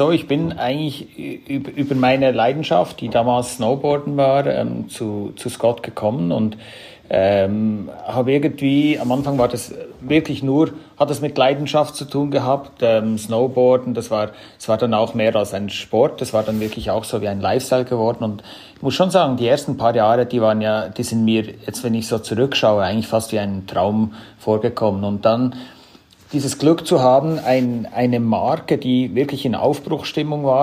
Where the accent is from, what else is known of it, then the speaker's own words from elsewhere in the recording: Switzerland; von meiner Sprache her komme ich aus der Schweiz, auch vom Namen her … Also das zeigt ein bisschen, äh, wo meine Wurzeln sind.